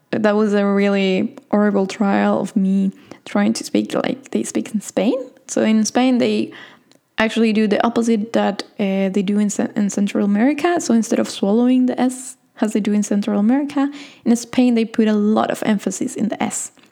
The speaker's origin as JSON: {"language": "Spanish", "country": "Argentina", "accent": "Argentine", "said": "Usualmente a mí me dicen que tengo un acento bastante neutral también, pero como les dije en el episodio de hoy, a veces sale mi acento argentino."}